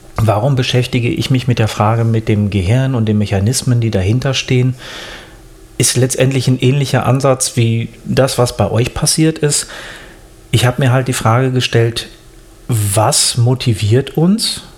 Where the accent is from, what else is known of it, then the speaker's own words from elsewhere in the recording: Germany; bei uns in Deutschland